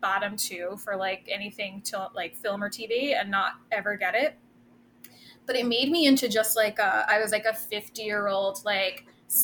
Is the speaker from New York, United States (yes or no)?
yes; Rockland County, New York, United States; I'm born and raised in Rockland County, which is just outside the city, a little bit upstate